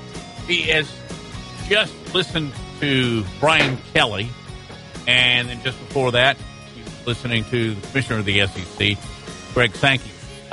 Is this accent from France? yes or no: yes; France; We're from France.